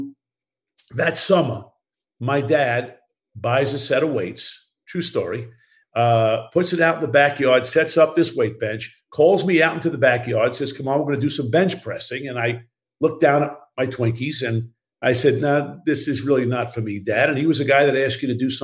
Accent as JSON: {"language": "English", "town": "Baldwin", "region": "New York", "country": "United States", "tie": "born or raised there", "also_born_or_lived": "Brooklyn, New York", "moved": "as an adult", "lives_now": "Los Angeles, United States", "said": "I was born in Brooklyn. I was raised in Baldwin, Long Island, Strong Island, as we say"}